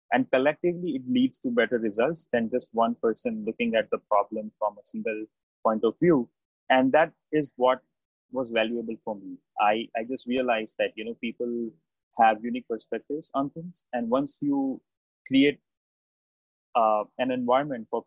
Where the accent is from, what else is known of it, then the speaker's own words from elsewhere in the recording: India; first language Gujarati; English is a second language; moved away as an adult; now in United States; I was born and raised in India, and I moved to the US in 2016.